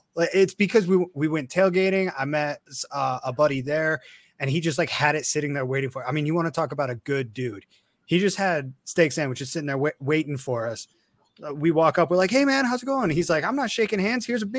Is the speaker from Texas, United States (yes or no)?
no; Chicago, Illinois, United States; now in Denver, United States; I'm originally from the North Side.